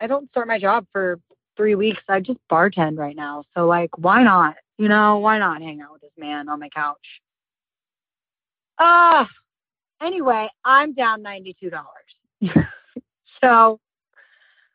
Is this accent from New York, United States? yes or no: no; Cincinnati, Ohio, United States; I'm from Cincinnati.